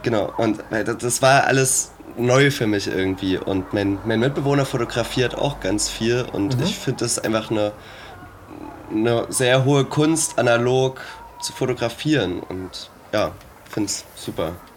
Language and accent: German; Zwickau, Saxony, Germany; now in Dresden, Germany; ich bin in Dresden ansässig, ja. Ich Komme eigentlich aus Zwickau sogar